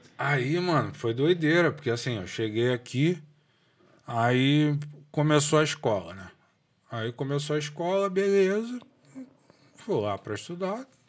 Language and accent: Portuguese; Rio de Janeiro, Brazil; moved away as an adult; now in Dublin, Ireland; eu cresci aqui do lado da CDD